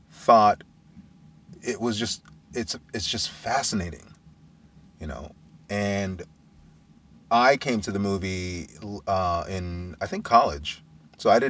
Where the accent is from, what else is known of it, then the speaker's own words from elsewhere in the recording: Brooklyn, New York, United States; I grew up in Brooklyn